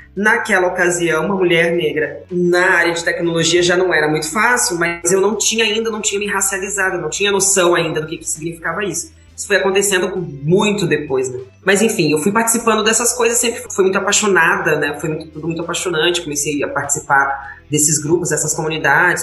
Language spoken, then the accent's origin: Portuguese; Brasília, Federal District, Brazil; moved away; eu sou do plano piloto de Brasília